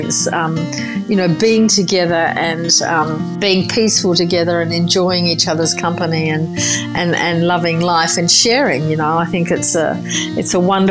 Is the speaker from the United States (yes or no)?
no; Margaret River, Western Australia, Australia; also born or lived in Busselton; then moved out to Margaret River in the late 70s.